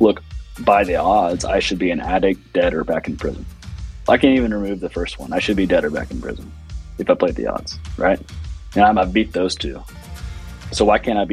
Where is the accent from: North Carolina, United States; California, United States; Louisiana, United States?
Louisiana, United States; New Orleans; I was born in New Orleans